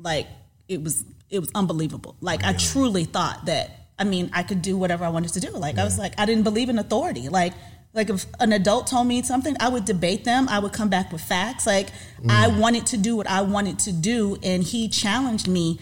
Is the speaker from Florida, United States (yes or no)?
yes; Panama City, Florida, United States; I was born in Florida, raised in Panama City, Florida